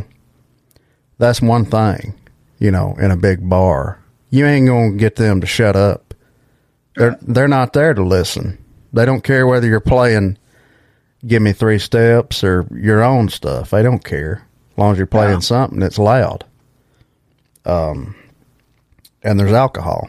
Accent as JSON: {"language": "English", "region": "Alabama", "country": "United States", "tie": "born or raised there", "said": "my hometown here in Alabama"}